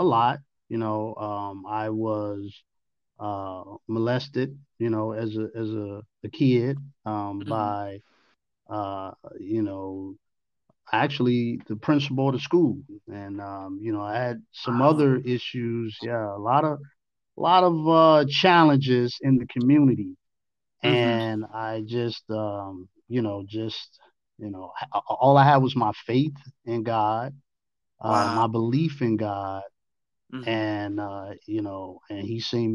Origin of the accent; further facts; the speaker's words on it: Chicago, Illinois, United States; moved away as an adult; also born or lived in Arkansas; now in Atlanta, United States; growing up in Chicago, with all of the violence